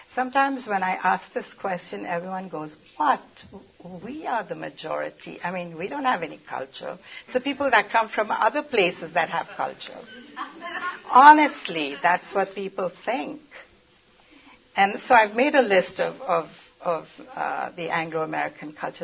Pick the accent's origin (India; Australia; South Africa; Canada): India; moved away as an adult; now in United States; I'm from India originally, but have been in the United States for 46 years.